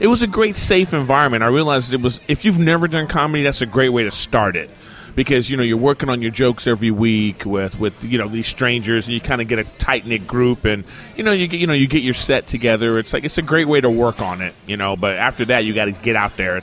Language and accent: English; Los Angeles, California, United States; I'm from